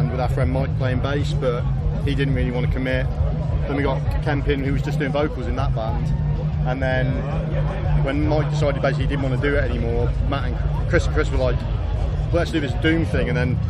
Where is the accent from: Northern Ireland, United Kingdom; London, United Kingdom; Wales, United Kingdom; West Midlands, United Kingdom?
West Midlands, United Kingdom; Worcester; moved away; because I'm originally from Worcester, so I'm literally from just down the road.